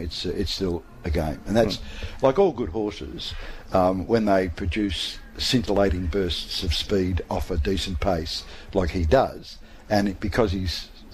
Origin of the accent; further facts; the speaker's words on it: Melbourne, Victoria, Australia; now in Tasmania, Australia; Now, I grew up in Melbourne, as you know, and I used to live and hang out around Ascot Vale.